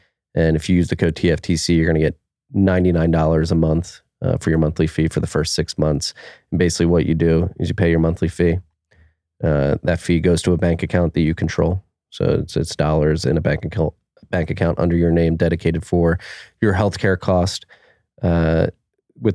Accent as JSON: {"language": "English", "town": "Philadelphia", "region": "Pennsylvania", "country": "United States", "said": "I have a Philly. I'm from Philly."}